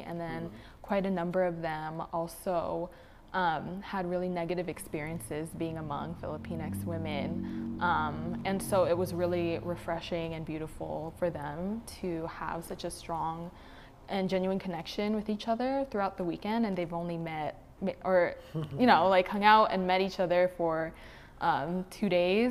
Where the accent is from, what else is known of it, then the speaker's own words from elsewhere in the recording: Bay Area, California, United States; I am also from the Bay Area